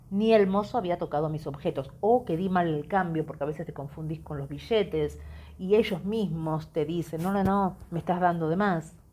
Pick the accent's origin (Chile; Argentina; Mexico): Argentina; Yo soy Argentina, o sea, cualquier lugar del mundo es más seguro.